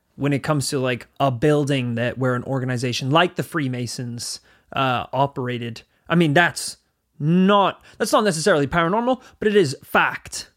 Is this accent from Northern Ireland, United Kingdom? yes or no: yes; Northern Ireland, United Kingdom; we grew up in Northern Ireland